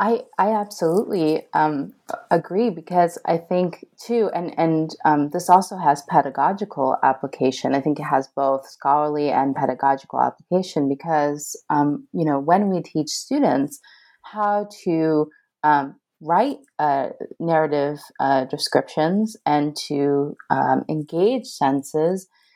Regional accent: Northeast, United States; I grew up in the Northeast. I don't think I knew anybody with an accent until, you know, graduate school.

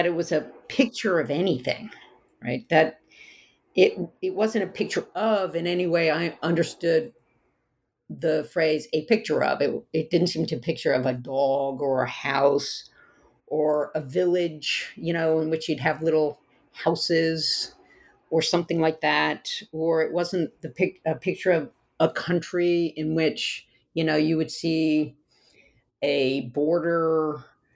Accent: the South, United States; I grew up in the South

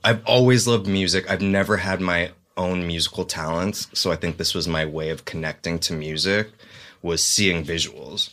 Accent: the Valley, California, United States; also born or lived in Los Angeles; now in North Hollywood, United States; I grew up in the Valley

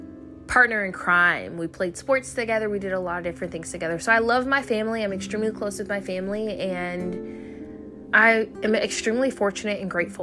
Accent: Fort Riley, Kansas, United States; born there; also born or lived in Germany; So I was born in Fort Riley, Kansas. It's a small town in Kansas. And both my parents were in the military. They were both Army. And so I spent my life all over the world.

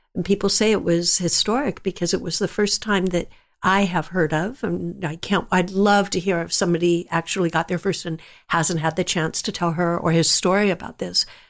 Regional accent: San Jose, California, United States; I grew up in San Jose, California, when it was all just orchard land.

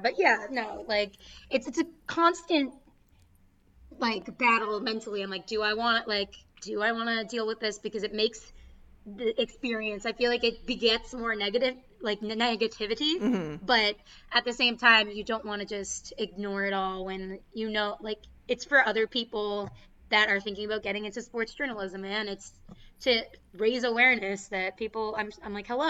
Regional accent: Boston, Massachusetts, United States; accent: Boston; that's my Boston accent.

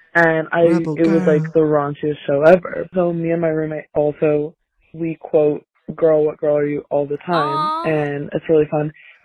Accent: Denver, Colorado, United States; I am 20 years old. I'm from Denver, Colorado.

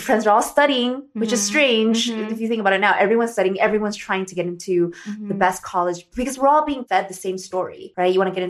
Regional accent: Arcadia, California, United States; growing up in Arcadia 66 area, where there's a lot of Asians like us and Asian Americans

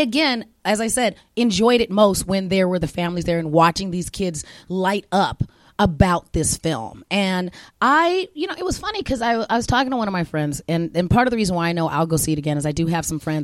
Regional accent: Phoenix, Arizona, United States; when we were growing up in Phoenix, Arizona

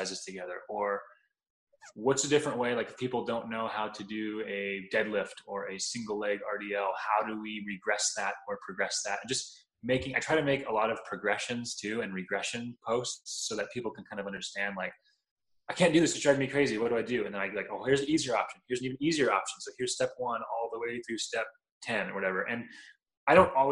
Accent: Southern California, United States; growing up in Southern California, you can't not be, because we have amazing Mexican food out here

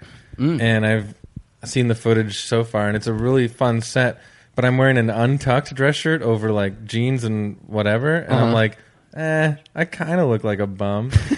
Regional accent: Toronto, Ontario, Canada; I'm from Toronto

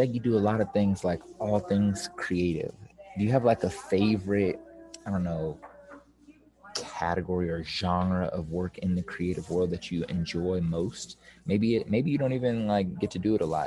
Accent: Kansas City, Missouri, United States; I'm from the Missouri side

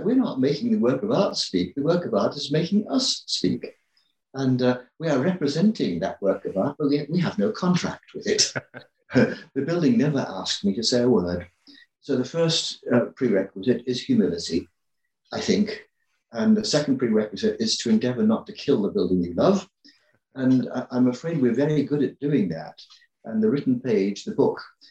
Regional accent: England, United Kingdom; I grew up in England

